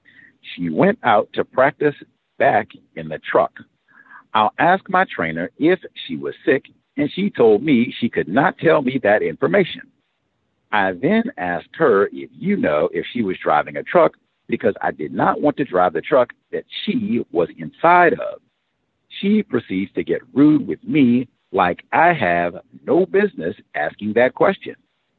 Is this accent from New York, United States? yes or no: no; South Carolina, United States; now in Springfield, United States; I am almost 1,000 miles from home. I came from South Carolina to Springfield, Missouri, or an education and a career and truck driving.